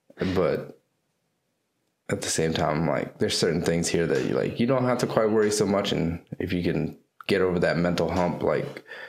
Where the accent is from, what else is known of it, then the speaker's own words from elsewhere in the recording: North Carolina, United States; I was born in North Carolina, but my parents are from Vietnam. They were first, they immigrated here right after the Vietnam War.